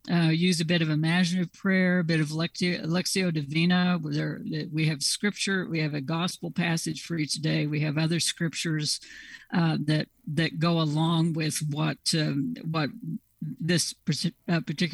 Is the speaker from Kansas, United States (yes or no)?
yes; Southeast Kansas, United States; accent: twang; moved away; I grew up in Southeast Kansas, and I guess the twang is coming back.